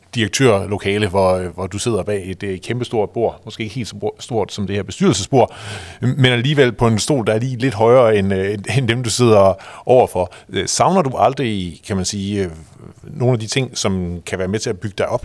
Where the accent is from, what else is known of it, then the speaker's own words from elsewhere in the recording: Jutland, Denmark; jeg kommer også derfra